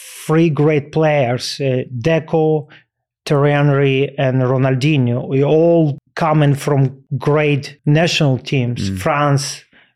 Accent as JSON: {"language": "English", "country": "Ukraine", "tie": "born or raised there", "second_language": "English", "said": "growing up in Ukraine and be part of the Dynamo Kyiv U team, and then I was big fan of Dynamo Kyiv."}